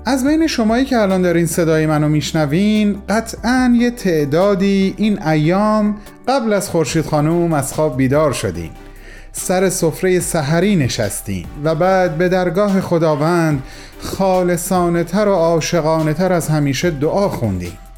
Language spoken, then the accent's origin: Persian; Iran; first language Persian; moved away; کسانی که مثل من دور از ایران زندگی میکنن